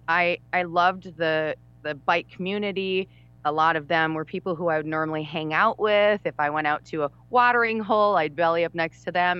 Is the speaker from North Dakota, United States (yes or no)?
yes; Bismarck, North Dakota, United States; also born or lived in Minneapolis / Jackson, Mississippi; I grew up in Bismarck, where we both work now in Bismarck, North Dakota.